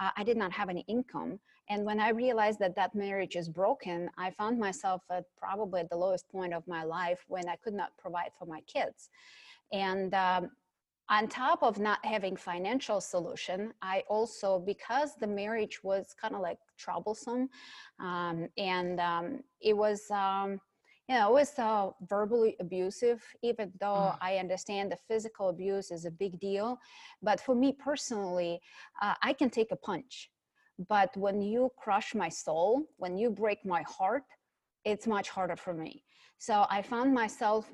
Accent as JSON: {"language": "English", "country": "Ukraine", "tie": "born or raised there", "moved": "yes", "said": "I was born in Ukraine, and at that time it was a Soviet Union, so a communist country"}